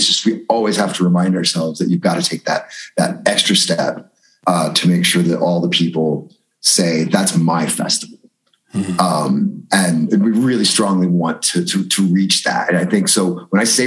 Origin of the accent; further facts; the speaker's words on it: Danville, United States; moved away; my hometown of Danville and my high school years